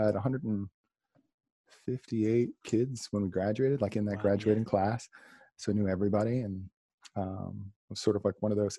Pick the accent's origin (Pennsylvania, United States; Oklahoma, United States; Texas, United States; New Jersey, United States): New Jersey, United States; Salem County; I grew up in Salem County, New Jersey. It's like South Jersey